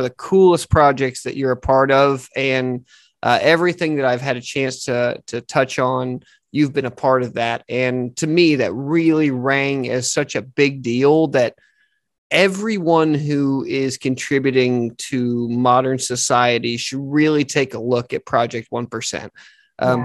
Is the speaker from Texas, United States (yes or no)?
yes; Texas, United States; my home state of Texas